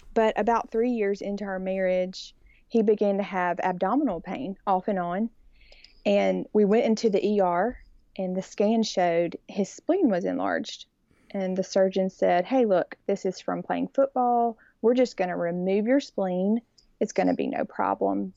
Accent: Birmingham, Alabama, United States; I grew up in Birmingham and born and raised here, and so I'm definitely that sugary, sweet Alabama girl

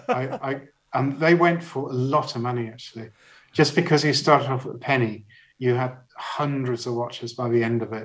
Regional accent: Barnstaple, South West England, United Kingdom; moved away; also born or lived in Leicester; where I grew up in Barnstaple

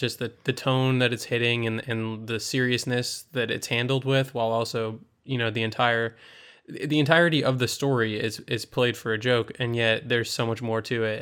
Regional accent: United States; as an American audience member, I'm so used to seeing American films and American T V shows

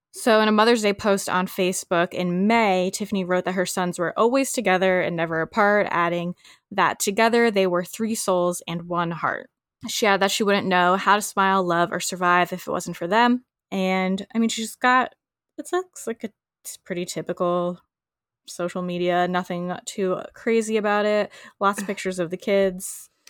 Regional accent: United States; us Americans.

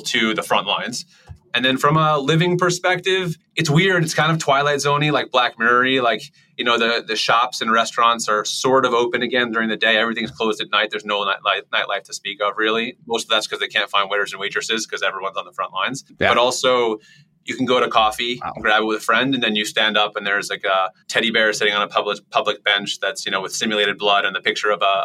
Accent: New York, United States; moved away as an adult; now in Tel Aviv, Israel; I grew up in New York, lived there for most of my life. I actually just moved to Tel Aviv, Israel a few months ago

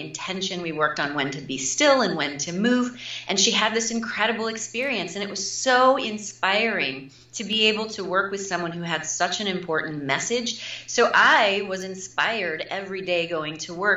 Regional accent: Midwest, United States; moved away as an adult; also born or lived in New York City; I'm also from the Midwest

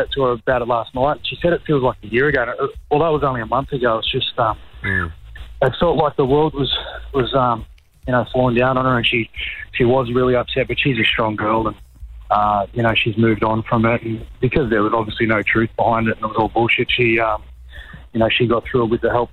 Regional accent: New South Wales, Australia; I'm from New South Wales.

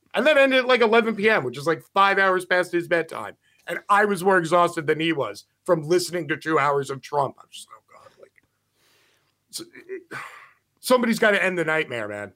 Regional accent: United States; I'm an American

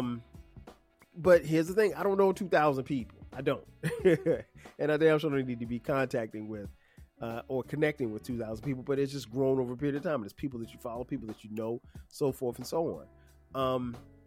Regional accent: Florence, South Carolina, United States; now in Atlanta, United States; my hometown of Florence, South Carolina

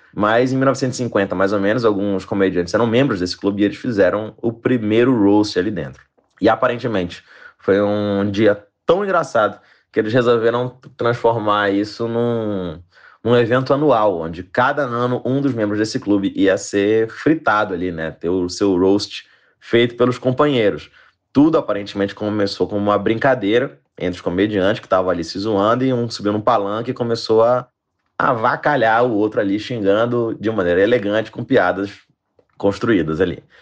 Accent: Belém, Pará, Brazil; moved away; saí lá de Belém do Pará e agora faço comédia stand-up pelo Brasil afora

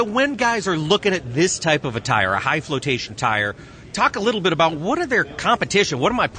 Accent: United States; I'm an American

